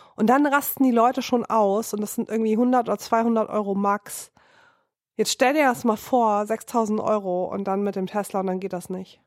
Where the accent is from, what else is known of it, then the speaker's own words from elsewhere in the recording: Rhineland, Germany; now in Berlin, Germany; mich als Rheinländerin